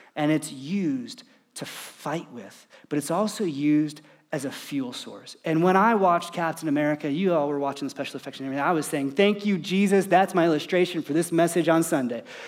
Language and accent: English; United States; as an American, as, as a dad, as someone who's trying to provide for his family